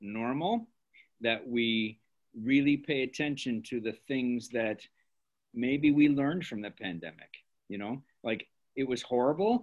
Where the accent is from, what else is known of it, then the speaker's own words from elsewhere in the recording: Elgin, Illinois, United States; Miss Pelletier and I grew up in Elgin at different times in our life